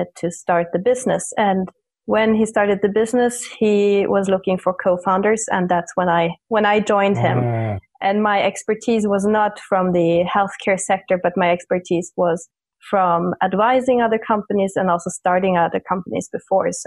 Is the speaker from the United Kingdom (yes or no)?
no; Munich, Bavaria, Germany; now in Stockholm, Sweden; I'm originally from Munich, Germany